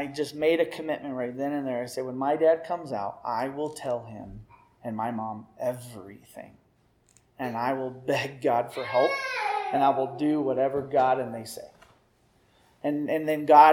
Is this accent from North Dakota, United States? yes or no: no; Missouri, United States; moved away as an adult; also born or lived in Riverside, California; I came from Beaver Cleaverville, guys, Missouri. My family life was good.